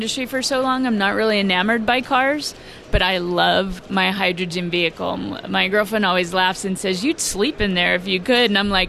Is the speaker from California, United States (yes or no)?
yes; San Francisco, California, United States; Because we're from San Francisco, so the auto industry isn't really big on the West Coast.